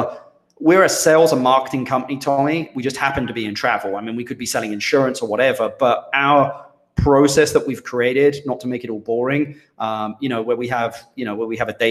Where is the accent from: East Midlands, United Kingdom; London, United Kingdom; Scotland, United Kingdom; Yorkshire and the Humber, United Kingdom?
London, United Kingdom; moved away as an adult; also born or lived in Minnesota; now in Costa Rica; I was from London